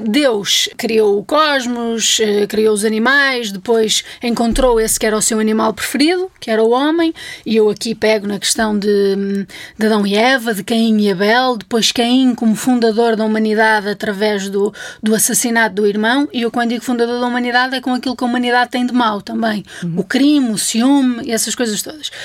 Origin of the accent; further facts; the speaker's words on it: Vizela, Braga, Portugal; moved away; eu, entretanto, já saí de Vizela há alguns anos, portanto, quando lá volto, até já há uma certa relação de estranheza